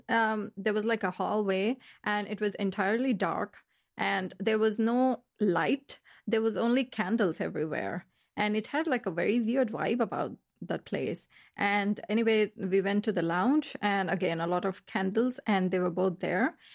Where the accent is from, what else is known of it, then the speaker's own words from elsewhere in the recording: Melbourne, Victoria, Australia; moved away as an adult; now in Berlin, Germany; I'm from Australia, Melbourne